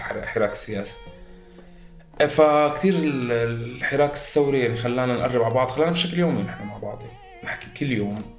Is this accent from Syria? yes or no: yes; Syria; moved away as an adult; also born or lived in Beirut, Lebanon; now in Germany